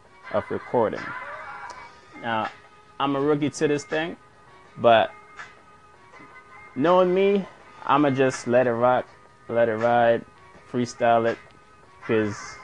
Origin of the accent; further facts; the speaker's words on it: New York, United States; growing up in New York has always been a challenge for me